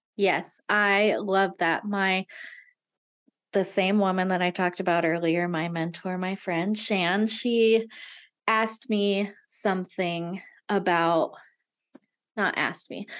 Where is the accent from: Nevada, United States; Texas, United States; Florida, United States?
Nevada, United States; i had always grown up in little tiny towns in nevada